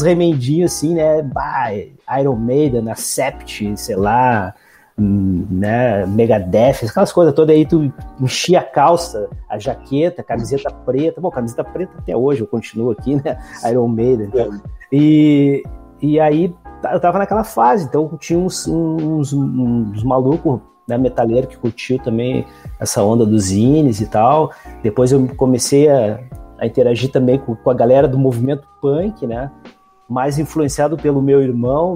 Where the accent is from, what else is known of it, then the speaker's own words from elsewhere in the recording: Alvorada, Rio Grande do Sul, Brazil; trabalho na cidade de Alvorada, que é onde eu moro, onde eu me criei, enfim, né? É a minha terra desde sempre.